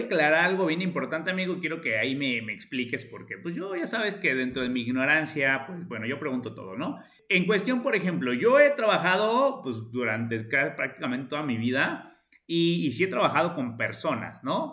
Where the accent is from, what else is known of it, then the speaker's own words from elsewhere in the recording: Mexico; como buenos mexicanos, a todo le encontramos